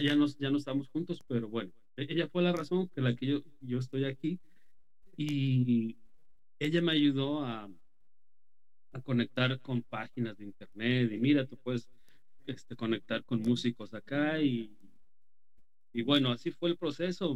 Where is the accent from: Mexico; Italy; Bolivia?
Mexico; moved away; soy de México